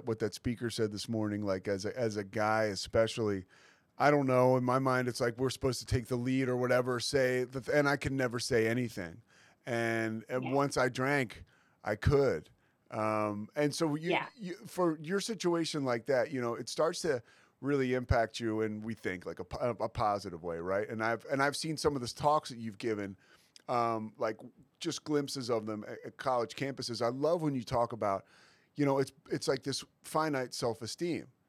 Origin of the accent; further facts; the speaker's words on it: Philadelphia, Pennsylvania, United States; I'm from Philadelphia